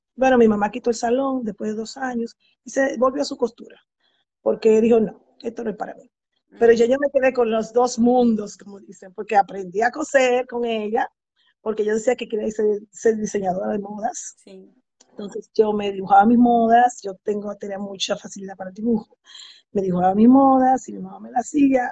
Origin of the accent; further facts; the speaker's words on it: Santo Domingo, Distrito Nacional, Dominican Republic; moved away as an adult; now in United States; Sí, yo soy dominicana y viví en Santo Domingo hasta los 30 años